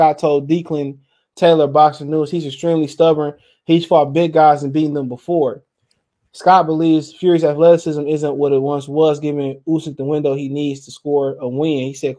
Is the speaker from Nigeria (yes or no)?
yes; Nigeria; I'm not black. I'm Nigerian.